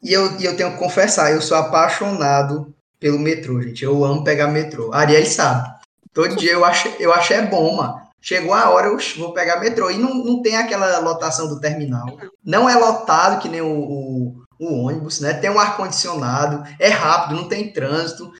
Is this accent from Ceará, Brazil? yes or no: yes; Ceará, Brazil; moved away; also born or lived in Fortaleza; sou do interior